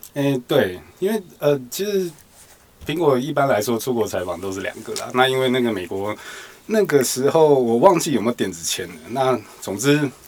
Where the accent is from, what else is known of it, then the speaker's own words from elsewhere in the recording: Taiwan; 我们就是一个台湾人的样子